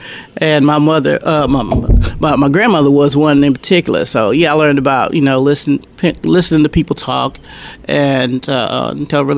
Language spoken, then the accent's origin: English; Conway, Arkansas, United States; I wasn't born here, but I was raised here in Conway. I was born in Camden, Arkansas.